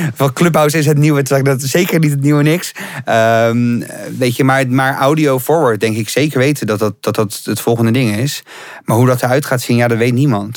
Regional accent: Rotterdam, South Holland, Netherlands; moved away as an adult; now in Amsterdam, Netherlands; ik kom uit Rotterdam, ik woon hier nu ook zes jaar.

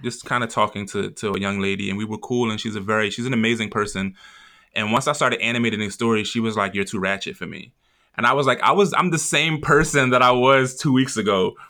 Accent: Philadelphia, Pennsylvania, United States; I'm from North Philly

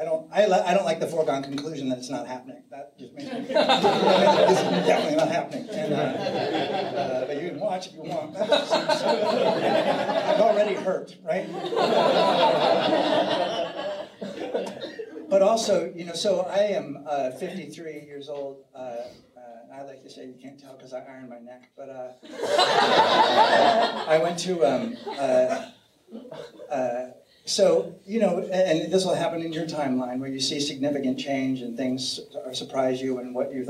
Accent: San Francisco, California, United States; I'm from San Francisco

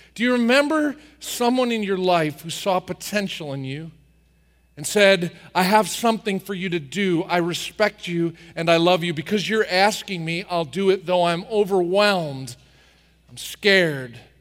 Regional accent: New Jersey, United States; I grew up in New Jersey working on the farm

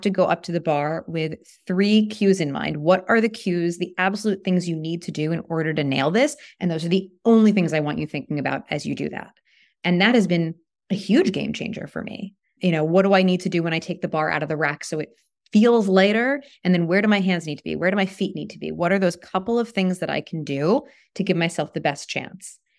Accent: New York, United States; now in Toronto, Canada; I'm from New York

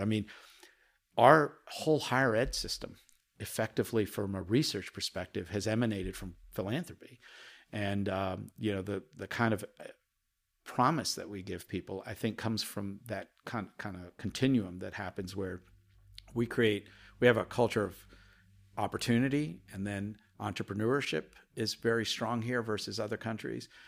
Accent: Chapel Hill, North Carolina, United States; English is a second language; also born or lived in India; my early days in Chapel Hill, North Carolina as a five, six-year-old, being the only Indian family that you ever saw, um, and hardly being able to speak English

